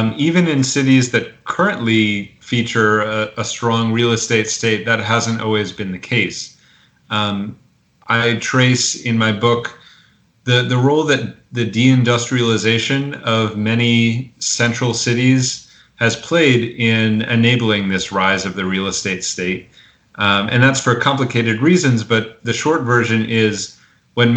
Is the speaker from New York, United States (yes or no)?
yes; New York City, New York, United States; as a New Yorker who's involved in both labor and tenant politics